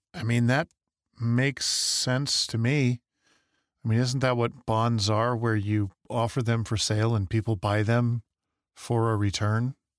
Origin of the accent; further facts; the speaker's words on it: Michigan, United States; now in Idaho, United States; growing up in Michigan, I, I was there in middle school and high school